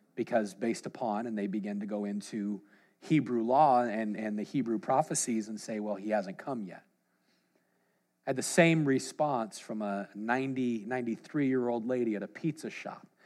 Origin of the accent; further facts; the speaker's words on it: Washington, United States; We're from the opposite side, Washington State